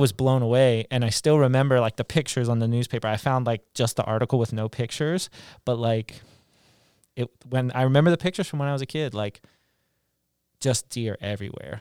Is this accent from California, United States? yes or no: no; West Virginia, United States; moved away; I grew up in West Virginia, really close to Pennsylvania and Maryland